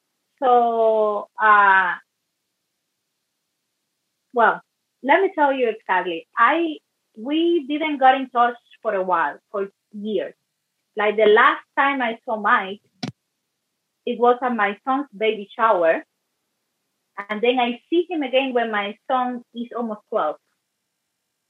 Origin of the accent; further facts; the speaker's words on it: Cuba; now in Canada; I grew up in Cuba